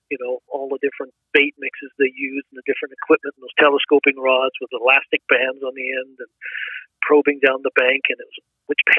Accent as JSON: {"language": "English", "country": "Canada", "tie": "born or raised there", "also_born_or_lived": "England", "said": "I was born in England, so we emigrated to Canada when I was seven."}